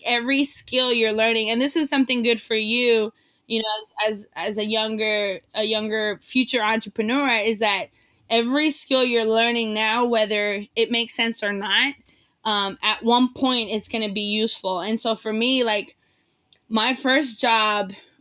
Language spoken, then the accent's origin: English; San Diego, California, United States; also born or lived in Mexico; I grew up in South San Diego